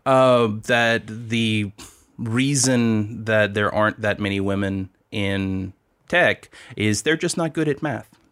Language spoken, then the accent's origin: English; Louisiana, United States; moved away; also born or lived in Silicon Valley / Lafayette; I'm from Louisiana